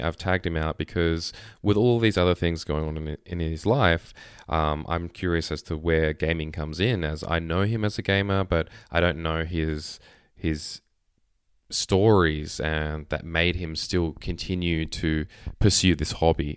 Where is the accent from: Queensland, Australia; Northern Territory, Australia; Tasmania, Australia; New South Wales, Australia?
Tasmania, Australia; Hobart; moved away as an adult; now in Melbourne, Australia; I'm from Hobart